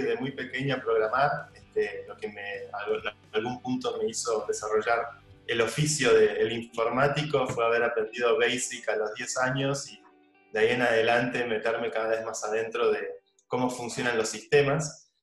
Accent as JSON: {"language": "Spanish", "country": "Argentina", "also_born_or_lived": "New York / San Francisco", "moved": "as an adult", "lives_now": "Spain", "said": "una cultura mucho más parecida a la nuestra, a los argentinos"}